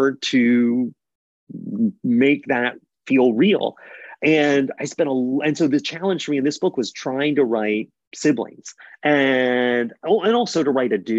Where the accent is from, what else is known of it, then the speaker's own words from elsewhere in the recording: the South, United States; I grew up in the South